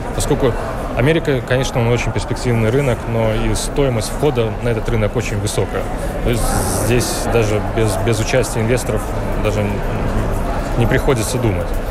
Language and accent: Russian; Lithuania; мы сами из Литвы